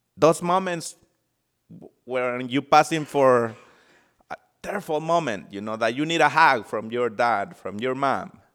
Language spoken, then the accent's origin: English; El Salvador; now in United States; I'm from El Salvador, and I did not have the opportunity to, um, grow with my parents.